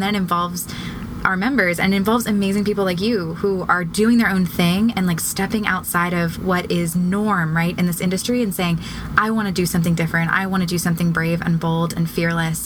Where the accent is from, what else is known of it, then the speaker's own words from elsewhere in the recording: Annapolis, Maryland, United States; Annapolis, Maryland, which is my hometown